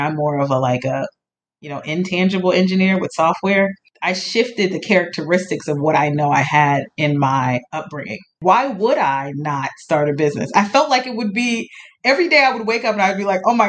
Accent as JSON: {"language": "English", "area": "Montgomery County", "region": "Maryland", "country": "United States", "tie": "born or raised there", "said": "I grew up in Maryland, in Montgomery County, Maryland"}